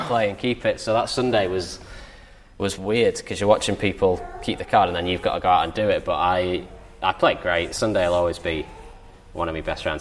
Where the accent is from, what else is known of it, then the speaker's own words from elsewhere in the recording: Southport, North West England, United Kingdom; I grew up in Southport, which is a pretty big golfing town anyway